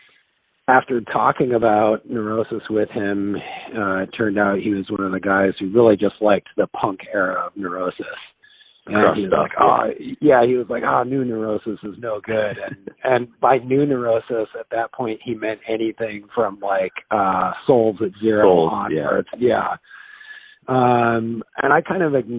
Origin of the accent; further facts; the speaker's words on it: Santa Fe, New Mexico, United States; I grew up in Santa Fe, New Mexico, which was a fairly small town